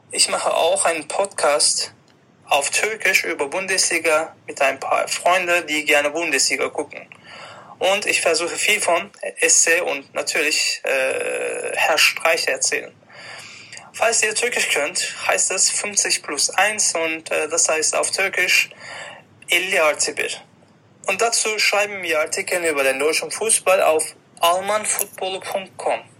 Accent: Turkey; ich komme aus der Türkei, ich lebe in Istanbul

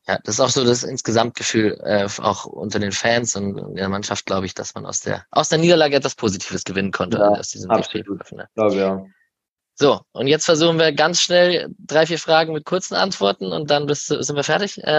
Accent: Berlin, Germany; Äh, ich komme aus Berlin. Gegen Hertha werde ich auf der Tribüne stehen.

